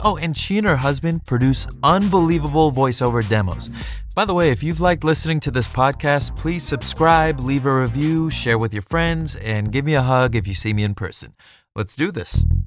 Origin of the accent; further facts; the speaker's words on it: Orange County, California, United States; I grew up in Orange County